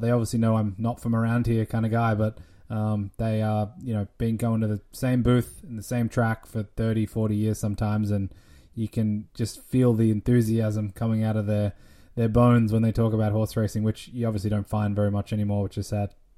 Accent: Australia; moved away; my home country in Australia

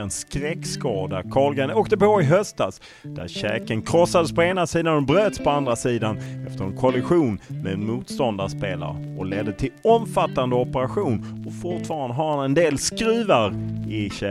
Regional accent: Sweden; moved away as an adult; now in Randers, Denmark; hemma i Sverige

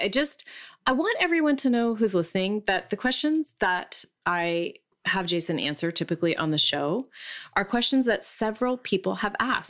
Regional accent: Allentown, Pennsylvania, United States; moved away; also born or lived in Bethlehem, Pennsylvania; I'm from Allentown, Pennsylvania

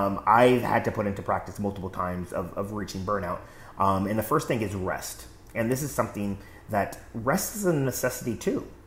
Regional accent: West Coast, United States; I grew up in the West Coast, so the earthquake drills and stuff like that.

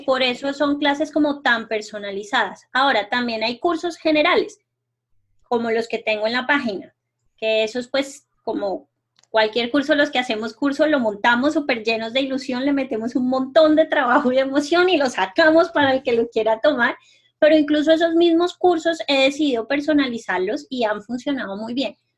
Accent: Colombia; moved away; yo acabo de llegar de pasar un tiempo en mi pueblo en Colombia

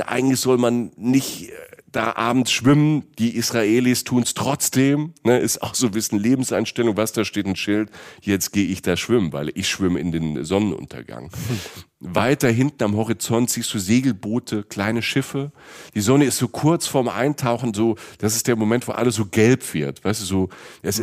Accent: Germany; wir als Deutsche

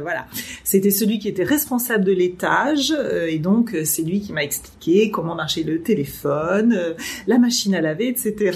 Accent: France; moved away as an adult; also born or lived in Germany; en tant que française

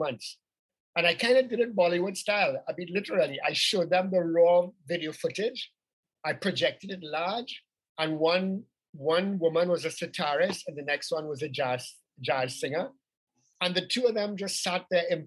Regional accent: Trinidad & Tobago; people from Trinidad, because, you know, 45% of our population is from India

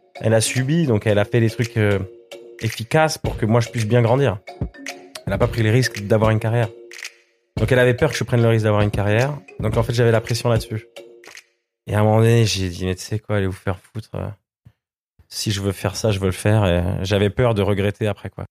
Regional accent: Switzerland; moved away as an adult; now in France; en tant que Suisse

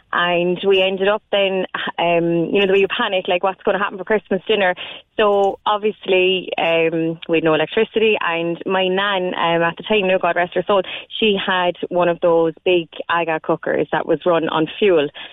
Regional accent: Ballincollig, Munster, Ireland; now in Carrigaline, Ireland; I'm from Ballincollig

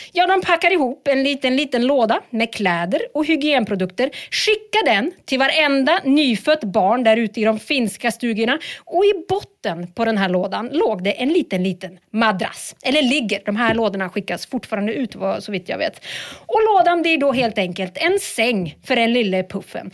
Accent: Sweden; Vi är ju ändå svenskar

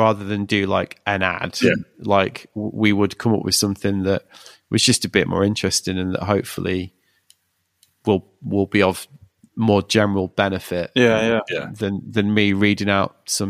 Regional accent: United Kingdom; But well, we're British, like the idea that we can like with a straight face go like

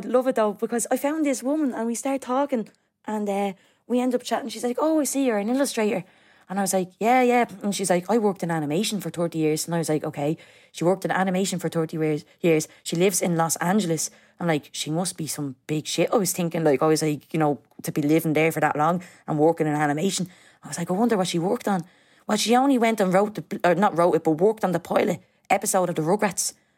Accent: Dublin, Leinster, Ireland; I grew up in Coolock, uh, with my mom

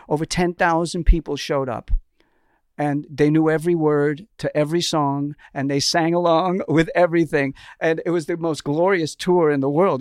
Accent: New York, United States; now in Los Angeles, United States; growing up in New York, you did not drive yourself in Manhattan

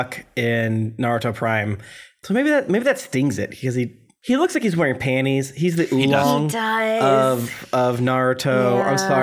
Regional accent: Florida, United States; we're from Florida

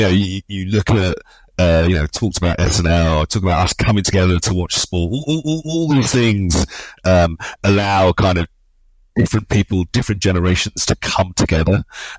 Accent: London, United Kingdom; I grew up obviously in London, the son of Nigerian immigrants.

